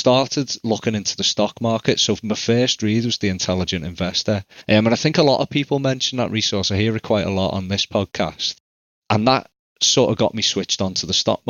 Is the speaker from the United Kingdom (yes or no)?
yes; England, United Kingdom; I'm from England.